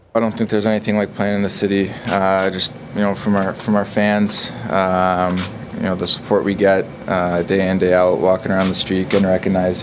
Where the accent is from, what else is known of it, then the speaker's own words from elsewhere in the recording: Arizona, United States; now in Toronto, Canada; when I was a kid, uh, growing up in Arizona